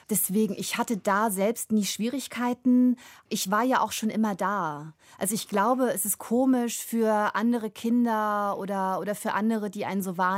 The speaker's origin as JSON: {"language": "German", "region": "East Germany", "country": "Germany", "tie": "born there", "also_born_or_lived": "Ruhr", "lives_now": "Cologne, Germany", "said": "Ich bin im Osten geboren, ich bin in einer komplett weißen Familie aufgewachsen. Ich bin dann in den Westen gezogen und habe im Ruhrgebiet studiert und lebe in Köln."}